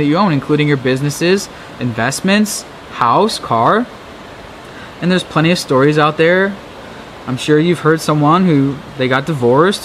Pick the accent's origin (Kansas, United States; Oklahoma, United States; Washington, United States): Washington, United States; Seattle or Bellevue; moved away as an adult; my hometown of Seattle or Bellevue